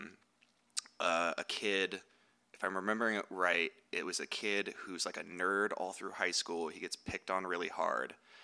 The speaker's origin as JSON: {"language": "English", "area": "the Bay Area", "region": "California", "country": "United States", "tie": "born or raised there", "also_born_or_lived": "San Francisco", "moved": "yes", "said": "I grew up in the Bay and I lived in SF for like 10 years"}